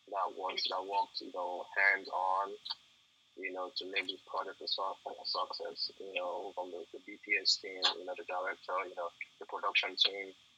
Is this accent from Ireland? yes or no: no; Nigeria; moved away as an adult; now in United States; I grew up in Nigeria